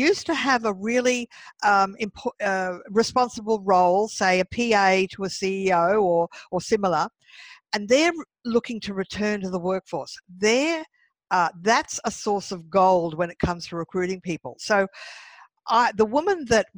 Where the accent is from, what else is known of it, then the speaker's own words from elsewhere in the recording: Brisbane, Queensland, Australia; moved away as an adult; also born or lived in Sydney; Last year, I did a big move from Sydney to my home state of Brisbane, of Queensland, and the city of Brisbane.